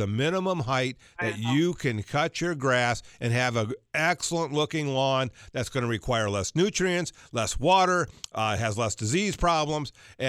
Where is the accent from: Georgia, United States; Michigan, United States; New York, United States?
Georgia, United States; I can't tell you how many people I saw growing up in Georgia.